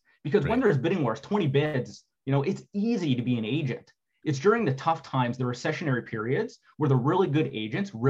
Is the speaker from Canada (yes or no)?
yes; Sudbury, Ontario, Canada; also born or lived in Waterloo, Ontario; I grew up in Sudbury, Ontario